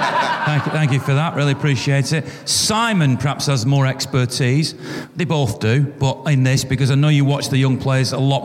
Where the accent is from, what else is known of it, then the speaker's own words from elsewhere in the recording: Manchester, North West England, United Kingdom; as a Mancunian